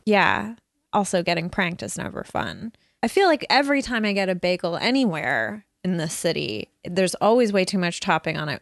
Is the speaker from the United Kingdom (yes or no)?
no; Burnaby, British Columbia, Canada; growing up in North Burnaby